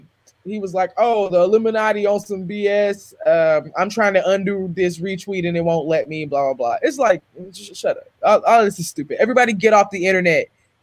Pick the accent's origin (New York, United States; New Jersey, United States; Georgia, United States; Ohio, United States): Georgia, United States; I'm from 2 hours east of Atlanta.